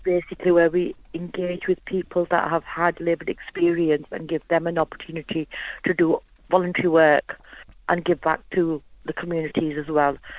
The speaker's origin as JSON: {"language": "English", "town": "Huddersfield", "region": "Yorkshire and the Humber", "country": "United Kingdom", "said": "I'm from Huddersfield."}